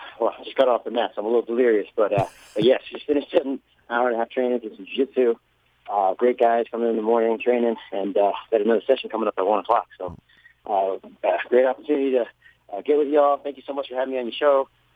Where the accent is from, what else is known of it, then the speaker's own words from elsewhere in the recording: United States; being an American-born Thai